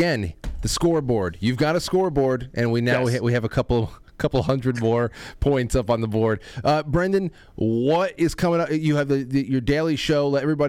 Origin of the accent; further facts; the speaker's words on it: Westchester, New York, United States; And I'm from Westchester.